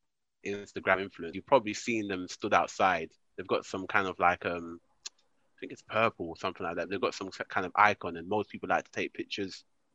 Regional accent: London, United Kingdom; they knew I was from South London

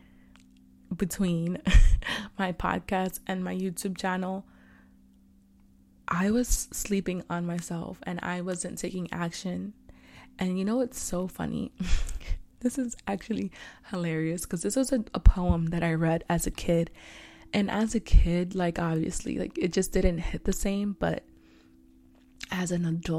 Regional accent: New York City, New York, United States; I'm from Harlem, H-Town

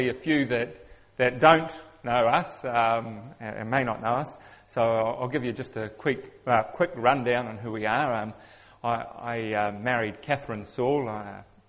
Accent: New Zealand; accent: Kiwi; I'm a Kiwi, which means I have a funny accent

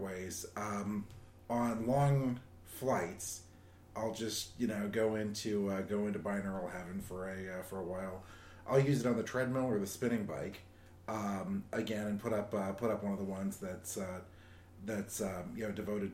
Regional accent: Southern California, United States; As a kid growing up in Southern California, meditation was part of the culture there

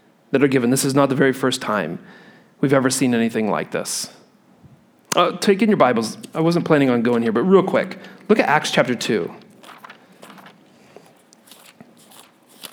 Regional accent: Midwest, United States; I grew up in the Midwest where we had real thunderstorms

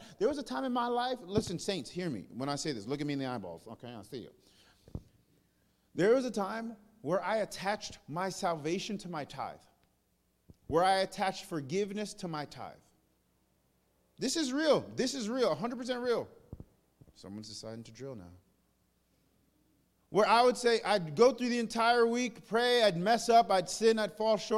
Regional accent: New York, United States; now in the South, United States; I'm from New York? From New York. It's a little different. I came to the South

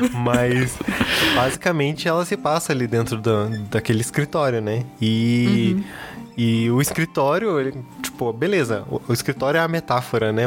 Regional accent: Curitiba, Paraná, Brazil; eu sou aqui de Curitiba

